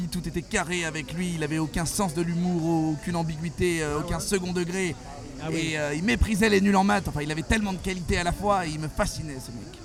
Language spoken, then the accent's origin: French; Burgundy, Bourgogne-Franche-Comté, France; moved away as an adult; now in Paris, France; J'ai grandi en Bourgogne pendant 20 ans. J'ai fait quelques villes et puis après j'ai atterri à Paris pour mon premier travail.